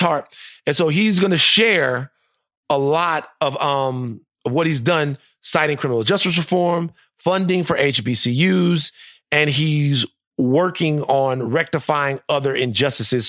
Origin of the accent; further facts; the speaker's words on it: Louisiana, United States; my home state